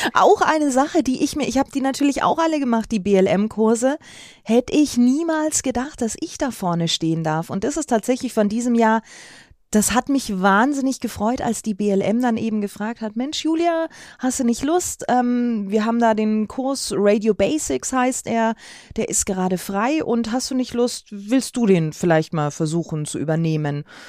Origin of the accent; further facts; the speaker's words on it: Bad Windsheim, Bavaria, Germany; now in Munich, Germany; aus Winsheim, wo ich aufgewachsen bin